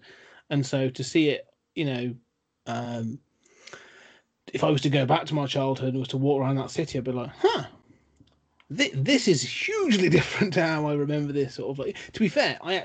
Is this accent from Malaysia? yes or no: no; United Kingdom; being a Brit